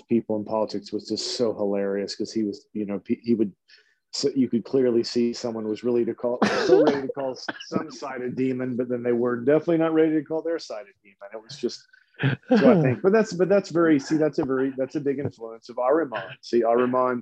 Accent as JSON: {"language": "English", "region": "Louisiana", "country": "United States", "tie": "born or raised there", "also_born_or_lived": "Texas", "moved": "yes", "said": "I grew up in Louisiana, so it was just so hot and so humid"}